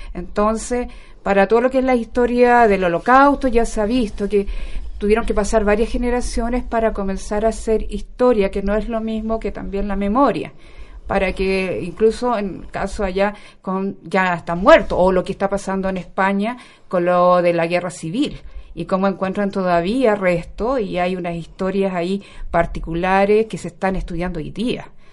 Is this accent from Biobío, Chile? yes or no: yes; Concepción, Biobío, Chile; moved away as an adult; now in Santiago, Chile; Yo soy muy penquista, recién ahora me vine para acá por el tema del doctorado, de la Universidad de Chile que lo estoy haciendo. Pero mi pregrado, magíster y mi vida ha pasado en Concepción.